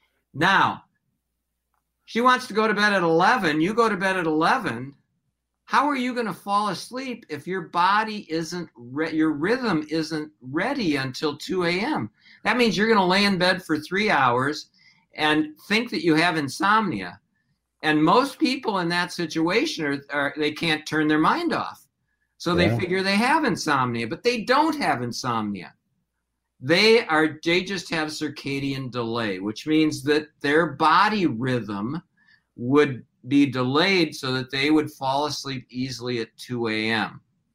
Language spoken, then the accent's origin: English; Hopkins, Minnesota, United States; also born or lived in Detroit; Well, I was actually born in Detroit, but my parents moved here about 6 months after I was born. So I grew up in Minnesota. I grew up in Hopkins.